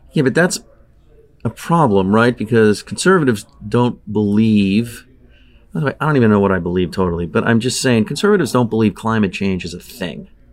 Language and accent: English; Southern California, United States; I grew up in Southern California. Um, I grew up at the beach.